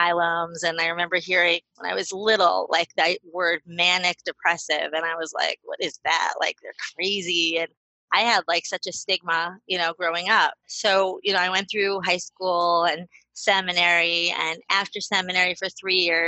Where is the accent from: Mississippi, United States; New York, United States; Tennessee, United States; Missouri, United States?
Missouri, United States; St. Louis; moved away as an adult; also born or lived in Israel; now in Baltimore, United States; I am originally from St. Louis. I'm now 37. Me and my family, we live in Baltimore, Maryland. I have lived in Israel when we first got married. We lived there for 6 years.